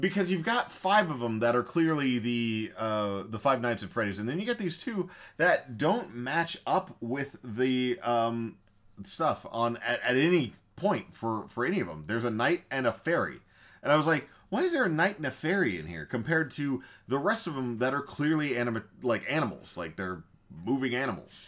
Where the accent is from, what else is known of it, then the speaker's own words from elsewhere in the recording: the South, United States; we're from the South